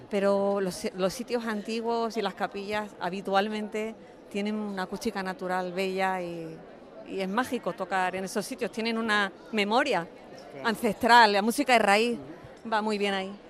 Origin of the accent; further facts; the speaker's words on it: Cádiz, Andalusia, Spain; now in Madrid, Spain; vivo en Madrid, aunque soy de Cádiz